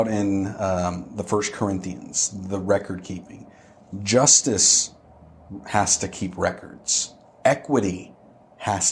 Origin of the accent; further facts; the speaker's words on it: United States; being an American